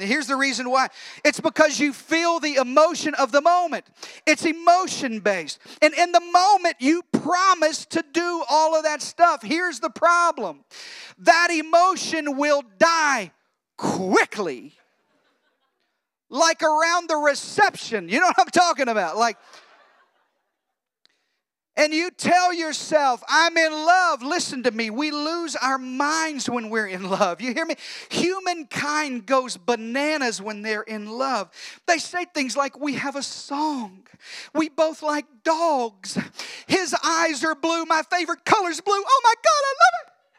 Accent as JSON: {"language": "English", "region": "Texas", "country": "United States", "said": "we're from Texas"}